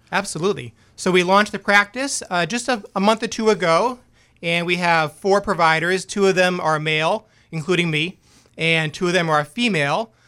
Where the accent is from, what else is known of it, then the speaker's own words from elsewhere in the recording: Boston, Massachusetts, United States; also born or lived in Biddeford, Maine / New York / Dover; now in Maine, United States; I am from Boston originally